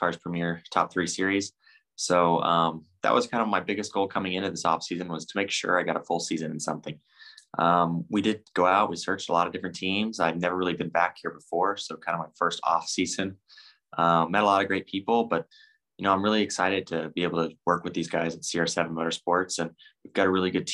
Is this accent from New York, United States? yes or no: no; Bakersfield, California, United States; Bakersfield, my hometown